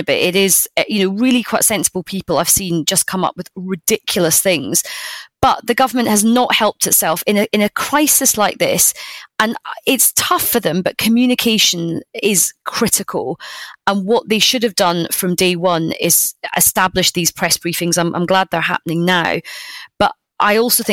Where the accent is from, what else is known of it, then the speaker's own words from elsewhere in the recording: United Kingdom; being British